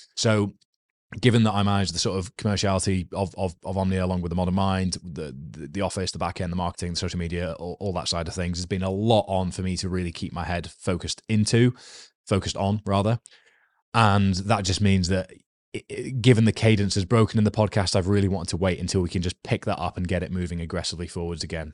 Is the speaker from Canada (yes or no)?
no; United Kingdom; I am a British male with a rugby background